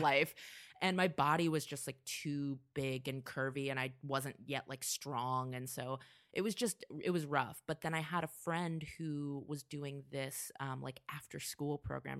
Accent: Vacaville, California, United States; also born or lived in Orange County, California / Portland / Chicago; now in Los Angeles, United States; I grew up in the Bay Area in a little town called Vacaville

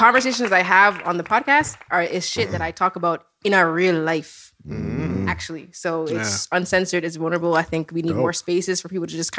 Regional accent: Toronto, Ontario, Canada; I'm from Toronto, Scarborough.

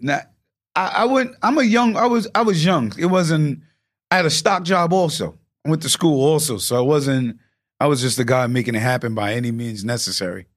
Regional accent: Yonkers, New York, United States; I'm from New York

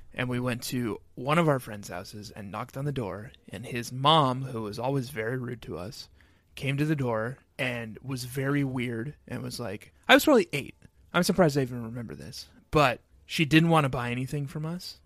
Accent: Excelsior, Minnesota, United States; growing up in Excelsior, Minnesota

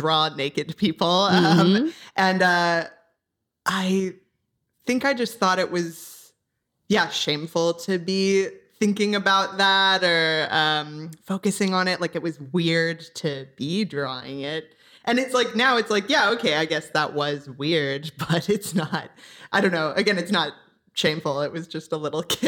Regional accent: Orange County, Southern California, United States; now in Los Angeles, United States; I'm from Orange County in Southern California. So I've pretty much only ever been here.

